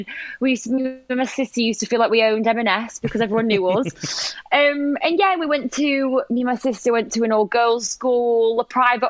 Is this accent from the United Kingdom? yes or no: yes; North West England, United Kingdom; now in London, United Kingdom; Yeah, I loved growing up north, it was just really good fun.